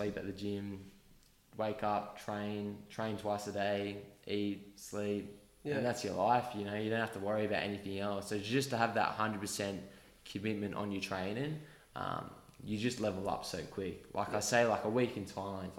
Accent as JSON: {"language": "English", "country": "Australia", "said": "my home country"}